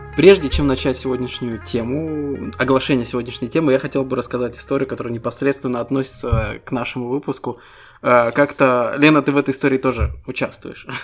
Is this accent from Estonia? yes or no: yes; Estonia; Мы ребята из Эстонии